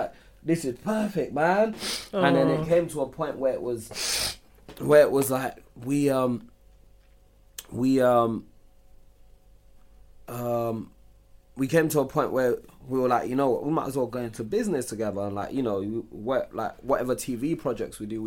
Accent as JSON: {"language": "English", "region": "London", "country": "United Kingdom", "tie": "born or raised there", "said": "we grew up in Islington"}